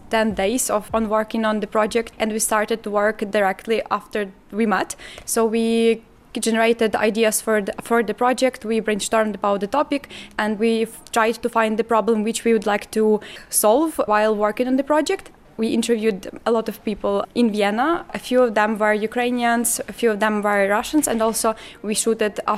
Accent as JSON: {"language": "English", "country": "Armenia", "said": "I study journalism at uh, the School of uh, Journalism and Communications at the Ukrainian Catholic University. I'm from Armenia."}